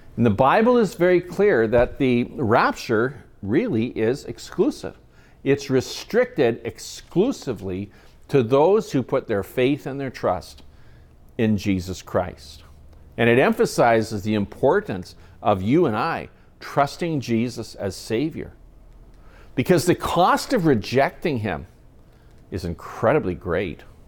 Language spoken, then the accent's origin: English; Kamloops, British Columbia, Canada; my hometown, Kamloops